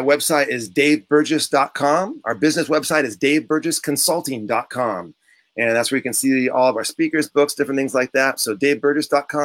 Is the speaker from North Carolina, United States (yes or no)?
no; San Diego, California, United States; I was born and raised in San Diego